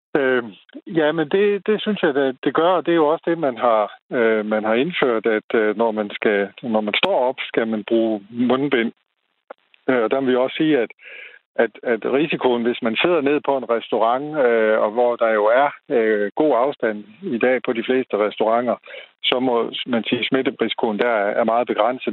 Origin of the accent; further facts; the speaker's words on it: Aarhus, Central Denmark Region, Denmark; i Aarhus, øh, hvor jeg kommer fra